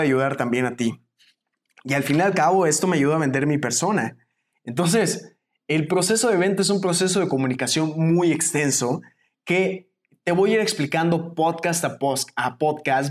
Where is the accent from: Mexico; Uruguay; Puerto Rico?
Mexico; salí de México